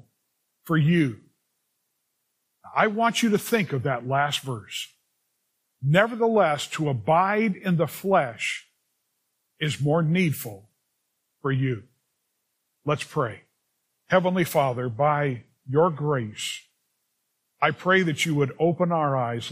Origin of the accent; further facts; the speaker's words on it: Los Angeles, California, United States; also born or lived in Culver City, California / Venice, California; Grew up in the San Fernando Valley